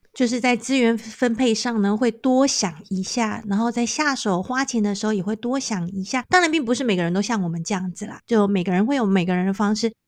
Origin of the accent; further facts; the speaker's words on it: Taiwan; moved away as an adult; now in South Africa; 我们是生在台湾的孩子